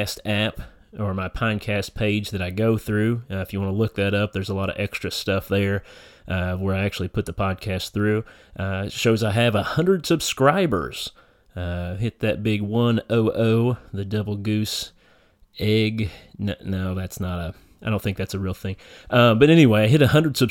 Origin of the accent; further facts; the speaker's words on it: eastern Kentucky hills, United States; moved away as an adult; now in northern Kentucky, United States; we're both from our little area back in the eastern Kentucky hills, so everybody's related somehow